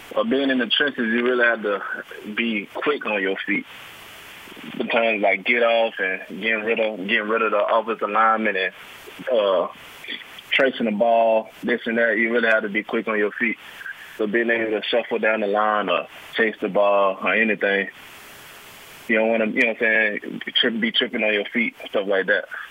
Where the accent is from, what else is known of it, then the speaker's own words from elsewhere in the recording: Anniston, Alabama, United States; I'm from Anniston, uh, Alabama. I went to Anniston High School